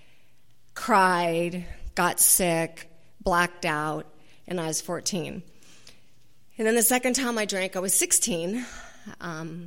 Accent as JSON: {"language": "English", "town": "Garden Grove", "region": "California", "country": "United States", "tie": "born or raised there", "lives_now": "Laguna Niguel, United States", "said": "I grew up in Garden Grove"}